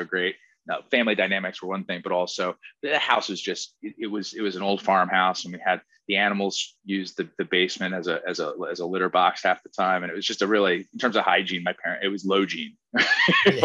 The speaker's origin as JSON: {"language": "English", "town": "Princeton Junction", "region": "New Jersey", "country": "United States", "tie": "born or raised there", "said": "I grew up in a little town next to Princeton, New Jersey, called Princeton Junction"}